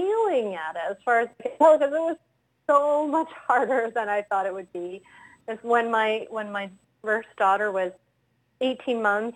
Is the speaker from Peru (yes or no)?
no; Rhode Island, United States; moved away as an adult; now in Wilmington, Delaware, United States; I grew up in Rhode Island